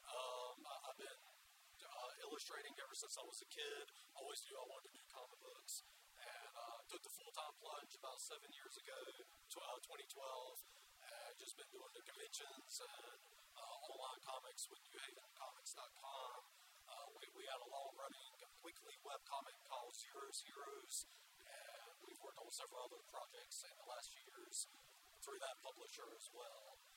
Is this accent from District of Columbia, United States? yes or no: no; Florence, South Carolina, United States; I'm an artist from Florence, South Carolina.